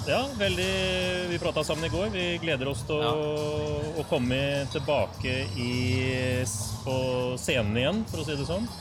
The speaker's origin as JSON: {"language": "Norwegian", "town": "Larvik", "region": "Vestfold", "country": "Norway", "said": "Jeg er jo fra Tor Heyerdahls hjemby"}